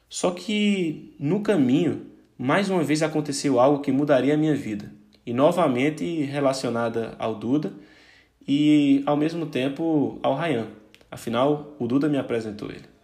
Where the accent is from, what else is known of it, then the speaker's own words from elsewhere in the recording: Paraíba, Brazil; now in Portugal; eu saí da Paraíba, cheguei em Portugal com 30 euros, fui para a Copa e blá blá blá.